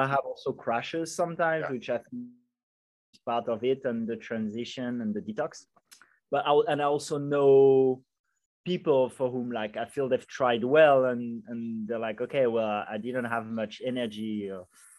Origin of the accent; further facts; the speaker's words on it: Paris, Île-de-France, France; now in Bali, Indonesia; I'm from Paris originally, and I haven't left Bali for the past 2.5 years